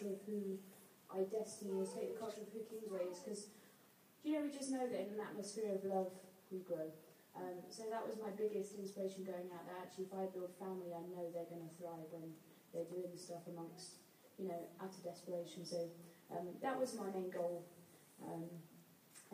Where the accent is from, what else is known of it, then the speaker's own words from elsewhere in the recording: United Kingdom; being very British